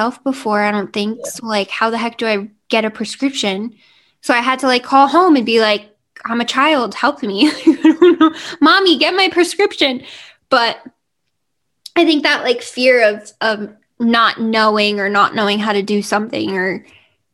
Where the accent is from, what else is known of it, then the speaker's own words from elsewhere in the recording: New Jersey, United States; also born or lived in Virginia; growing up in New Jersey